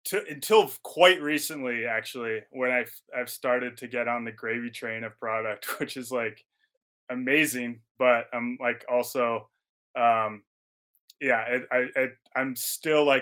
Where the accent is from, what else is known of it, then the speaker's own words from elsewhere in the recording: Stowe, Vermont, United States; also born or lived in Maple Falls, Washington; now in Bozeman, United States; was born and raised in Stowe, Vermont